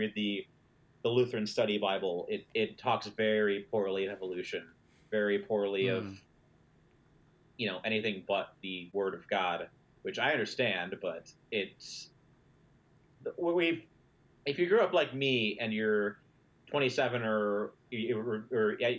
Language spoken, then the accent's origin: English; Midwest, United States; I grew up in the Midwest, where pretty much everyone I knew was religious